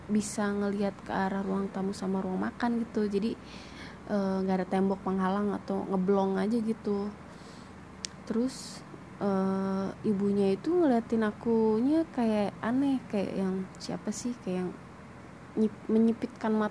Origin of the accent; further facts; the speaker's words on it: Cirebon, West Java, Indonesia; Aku berasal dari kota Cirebon.